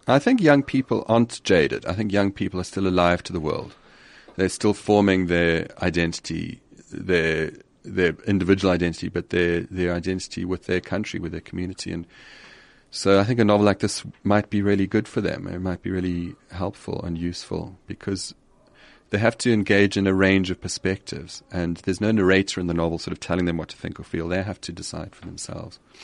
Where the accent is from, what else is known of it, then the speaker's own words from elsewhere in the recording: Johannesburg, Gauteng, South Africa; also born or lived in Zimbabwe / KwaZulu-Natal / United Kingdom / Paris, France; I was born in Zimbabwe. We moved to South Africa when I was about four. Um, in the, in the, just, just before the Soweto demonstrations. Uh, grew up in Joburg